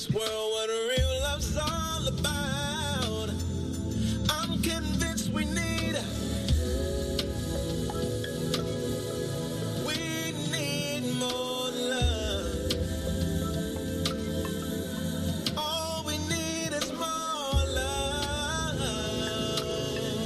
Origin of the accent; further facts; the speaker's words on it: Washington, District of Columbia, United States; when they come from my hometown, that's a plus plus